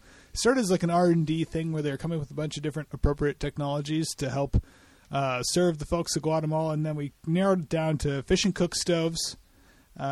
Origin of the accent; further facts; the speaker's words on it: Boulder, Colorado, United States; my hometown of Boulder, Colorado